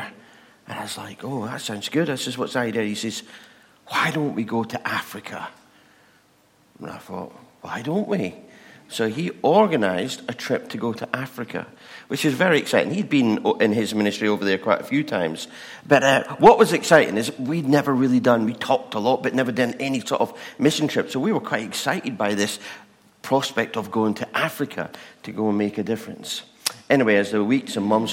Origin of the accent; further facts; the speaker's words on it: England, United Kingdom; We're English